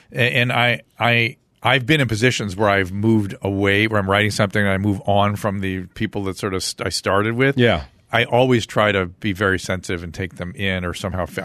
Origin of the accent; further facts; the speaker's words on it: Merrick, New York, United States; Long Island, New York. Part? Merrick, Long Island.